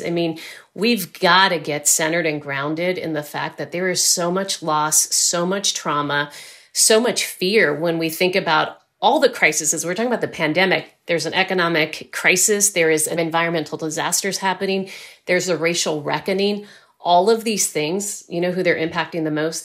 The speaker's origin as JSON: {"language": "English", "area": "Rio Grande Valley", "region": "South Texas", "country": "United States", "tie": "born or raised there", "said": "I grew up in South Texas in the Rio Grande Valley, right on the Texas-Mexico border."}